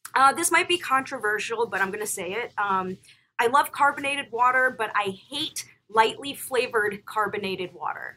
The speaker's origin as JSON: {"language": "English", "region": "Florida", "country": "United States", "tie": "born or raised there", "moved": "yes", "said": "I grew up in Florida"}